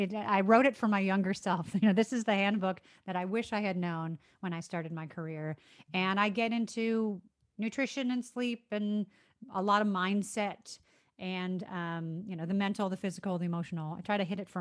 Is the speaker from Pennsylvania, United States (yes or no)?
no; Chicago, Illinois, United States; moved away as an adult; also born or lived in South Florida; now in San Diego, United States; I grew up in Chicago.